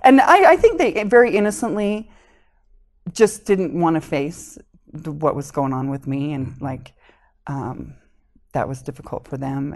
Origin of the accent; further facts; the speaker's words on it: Springville, Utah, United States; also born or lived in Connecticut / Hawaii / Salem, Utah; we moved to Springville when I started kindergarten.